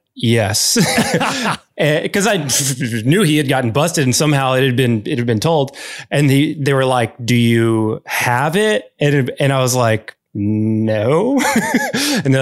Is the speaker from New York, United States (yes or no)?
no; Arkansas, United States; I grew up in Arkansas